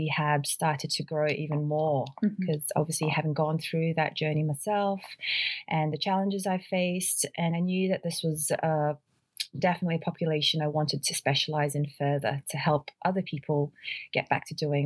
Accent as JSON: {"language": "English", "country": "New Zealand", "tie": "born or raised there", "also_born_or_lived": "Dunedin, New Zealand / Melbourne, Australia", "moved": "as an adult", "said": "I grew up in New Zealand. My parents are Filipino immigrants"}